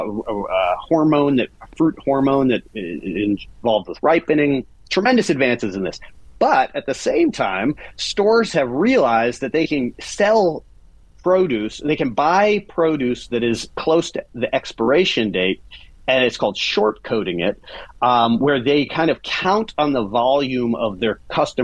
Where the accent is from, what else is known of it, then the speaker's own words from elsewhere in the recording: Silver Spring, Maryland, United States; moved away as an adult; also born or lived in Brooklyn, New York; I'm out of Maryland, inside the Beltway, Maryland. So right pushed up against D.C., Silver Spring, for people who are in the know. A lovely, lovely community. I grew up with a kind of a fond view of the suburbs